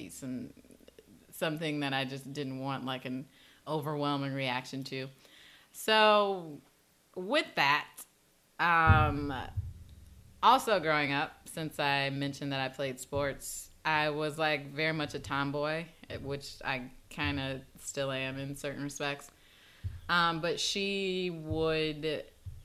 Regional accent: Chicago, Illinois, United States; growing up in Chicago is, I grew up in the inner city

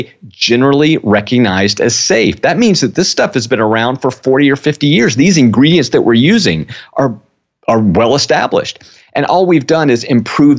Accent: South Georgia, United States; I grew up in South Georgia

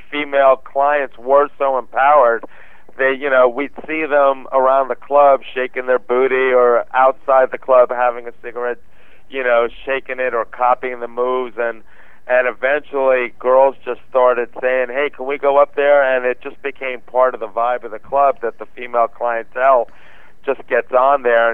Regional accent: New York, United States; moved away as an adult; now in Los Angeles, United States; as a kid and growing up in New York

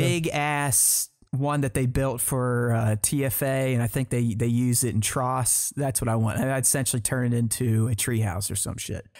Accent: United States; I'm American

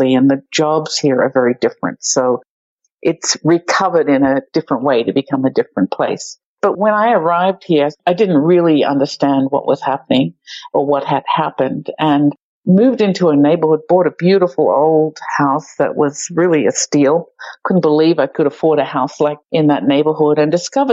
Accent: Australia; moved away as an adult; also born or lived in New York City; now in Pittsburgh, United States; I grew up in Australia

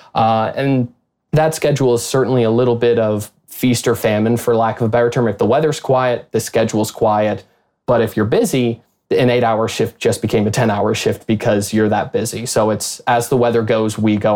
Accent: Chicago, Illinois, United States; moved away as an adult; also born or lived in Wichita, Kansas; I'm from the Chicago area originally

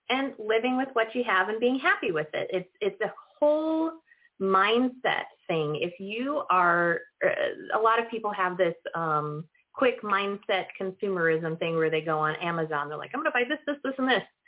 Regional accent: Northern Illinois, United States; now in San Luis Obispo County, United States; I am from Northern Illinois.

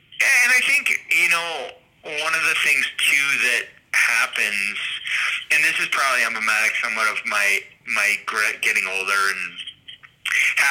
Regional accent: outside of Boston, Massachusetts, United States; I grew up outside of Boston in a kind of suburban home kind of deal

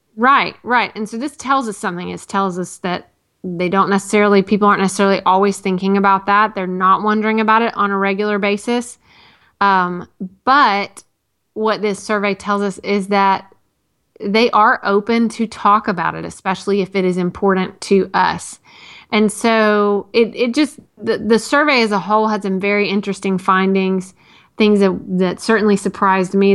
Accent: Tennessee, United States; growing up in Tennessee

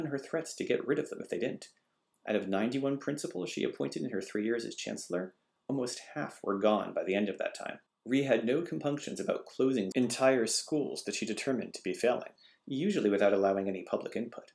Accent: Massachusetts, United States; my home state of Massachusetts

